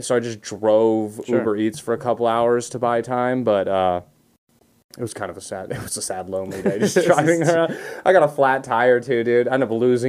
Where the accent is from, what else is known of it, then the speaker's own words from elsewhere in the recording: Orange County, California, United States; I'm from California. Oh, I'm right. Born and raised.